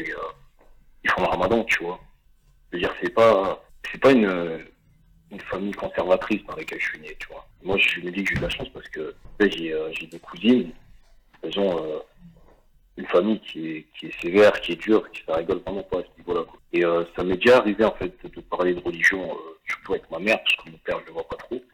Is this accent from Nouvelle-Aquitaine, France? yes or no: no; Saint-Étienne, Auvergne-Rhône-Alpes, France; also born or lived in Morocco (family origin); je viens de Saint-Etienne et je suis, suis d'une famille d'origine marocaine